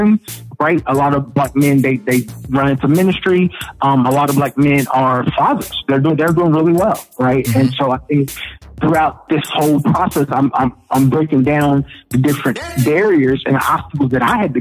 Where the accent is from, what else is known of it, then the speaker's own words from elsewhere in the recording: Louisville, Kentucky, United States; I grew up in Louisville, and growing up in the projects